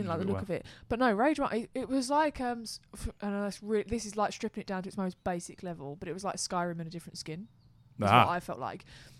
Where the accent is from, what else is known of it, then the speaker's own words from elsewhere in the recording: England, United Kingdom; we're so English.